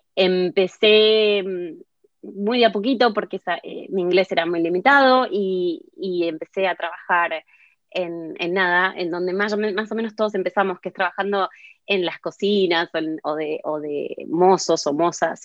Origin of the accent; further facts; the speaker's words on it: Martínez, Buenos Aires Province, Argentina; moved away as an adult; now in London, United Kingdom; Hace 21 años que vivo en Londres. Em, nací en Buenos Aires, en Martínez.